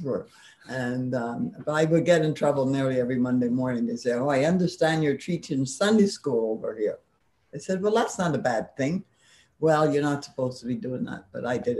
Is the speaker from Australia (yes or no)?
no; Montreal, Quebec, Canada; I grew up in a French neighborhood called St. Henry